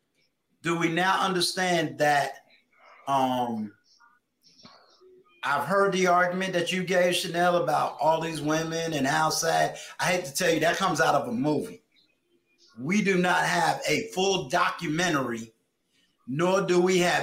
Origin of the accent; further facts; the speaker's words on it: New York, United States; I'm from New York